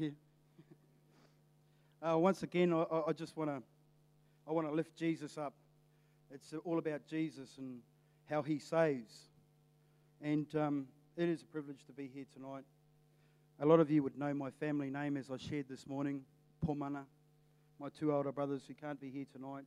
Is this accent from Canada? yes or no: no; Napier, Hawke's Bay, New Zealand; I left the Navy, and I come back to Napier